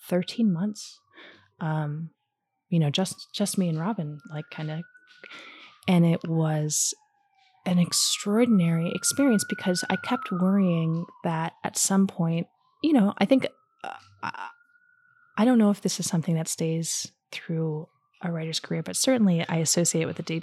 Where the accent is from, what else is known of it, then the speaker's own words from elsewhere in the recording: New Jersey, United States; moved away; also born or lived in New York; I'm from Jersey originally.